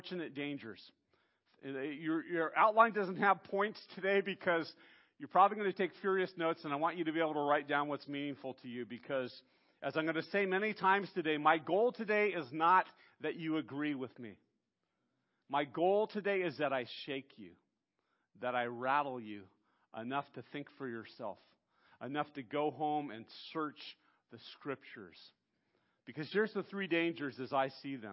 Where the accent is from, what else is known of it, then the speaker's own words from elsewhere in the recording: United States; as Western American Christians